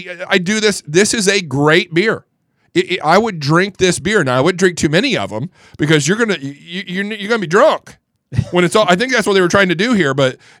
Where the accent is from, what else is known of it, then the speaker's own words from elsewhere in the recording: Indiana, United States; I grew up in the Midwest, Northeast Indiana.